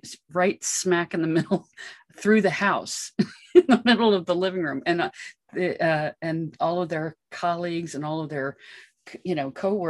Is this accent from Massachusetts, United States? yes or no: no; Los Angeles, California, United States; I grew up in Hollywood.